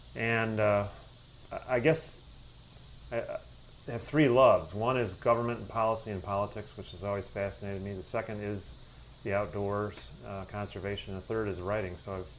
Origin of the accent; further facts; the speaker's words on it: Dearborn, Michigan, United States; Well, I grew up in the Detroit area, actually Dearborn, Michigan, which is southeast Michigan, in a Republican family.